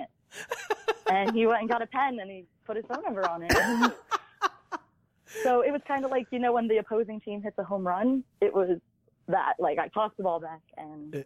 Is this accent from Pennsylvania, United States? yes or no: yes; Lehigh Valley, Pennsylvania, United States; also born or lived in Philadelphia; I'm from Philly. I lived in the Lehigh Valley. I grew up there.